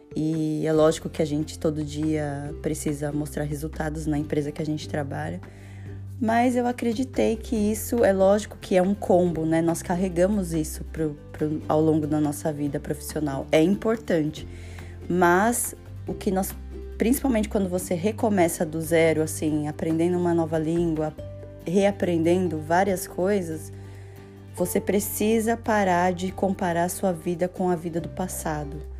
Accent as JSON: {"language": "Portuguese", "country": "Brazil", "moved": "yes", "said": "eu falo do Brasil porque eu sou brasileira"}